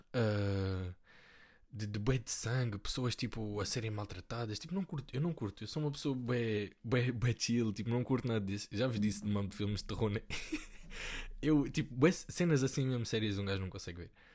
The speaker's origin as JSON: {"language": "Portuguese", "country": "Portugal", "tie": "born or raised there", "said": "eu nasci aqui"}